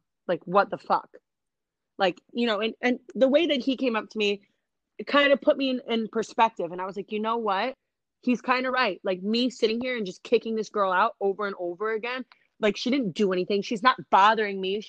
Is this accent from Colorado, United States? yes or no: no; New Jersey, United States; I'm from Jersey